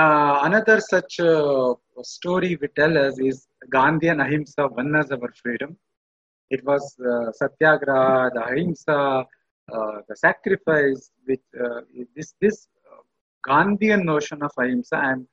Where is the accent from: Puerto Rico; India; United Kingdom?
India; Mysore, Karnataka; I come from Mysore, and it is a royal city. We have a royal heritage.